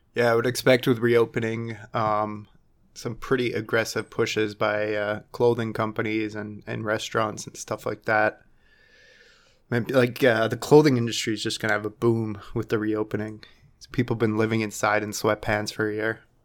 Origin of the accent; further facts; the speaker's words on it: Canada; being our Canadian, um, brothers and sisters